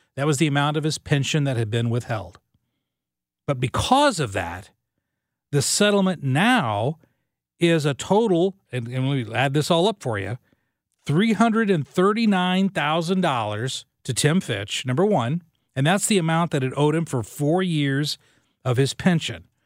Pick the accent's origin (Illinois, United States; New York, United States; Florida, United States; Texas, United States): Illinois, United States; Southern; moved away as an adult; now in St. Louis, United States; when I was a kid growing up in Southern Illinois, my dad was a coal miner